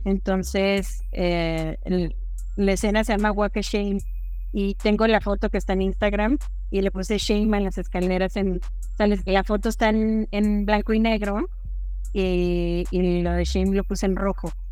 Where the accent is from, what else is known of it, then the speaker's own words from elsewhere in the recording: Ciudad Juárez, Chihuahua, Mexico; moved away as an adult; now in Mexico City, Mexico; Soy de Ciudad Juárez, Chihuahua, pero vivo en la Ciudad de México ya desde hace muchos años. Este, me vine a estudiar la carrera y ya me quedé acá.